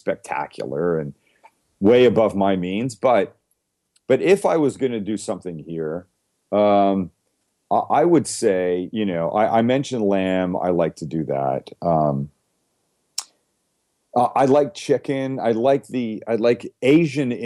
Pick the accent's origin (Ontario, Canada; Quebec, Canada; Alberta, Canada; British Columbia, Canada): British Columbia, Canada; Vancouver; moved away; I grew up in Vancouver, Canada